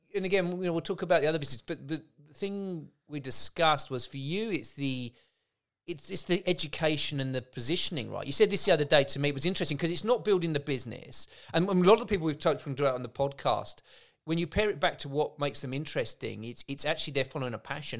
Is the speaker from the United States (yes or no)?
no; England, United Kingdom; moved away as an adult; also born or lived in Dublin; being an Englishman in Ireland at the time